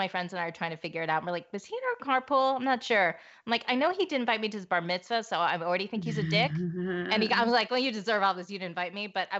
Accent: Midwest, United States; I grew up in the Midwest. I grew up and it was even my dad, like a nice Jewish doctor.

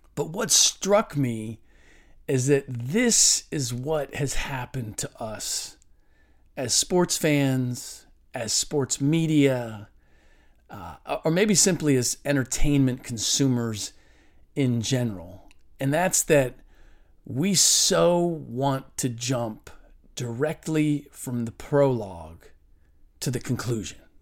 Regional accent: Cincinnati, Ohio, United States; I'm from Cincinnati

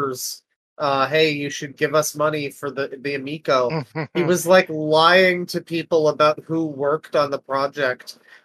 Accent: Canada; I'm Canadian.

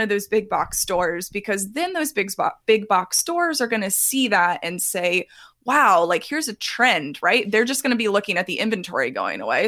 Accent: Texas, United States; I'm from Texas

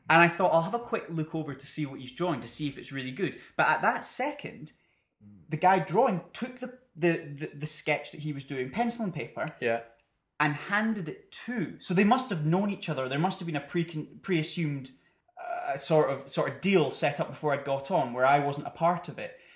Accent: United Kingdom; Well, we're British.

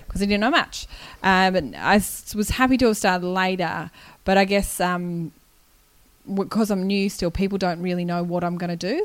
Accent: Canberra, Australian Capital Territory, Australia; also born or lived in Wagga Wagga, New South Wales; I'm from Canberra. But I was born in Wagga

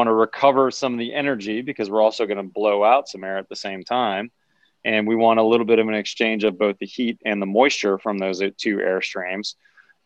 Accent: Pittsburgh, Pennsylvania, United States; My dad was in sales in the steel industry in Pittsburgh, PA, my hometown

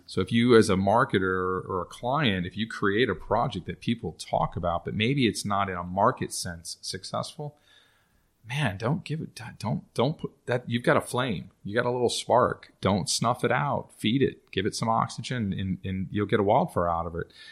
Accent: Texas, United States; moved away as an adult; also born or lived in Dallas; now in New Orleans, United States; I grew up in Texas

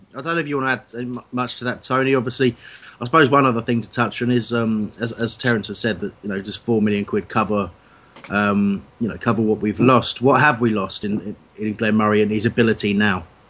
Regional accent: Crawley, South East England, United Kingdom; I'm you know from Crawley myself

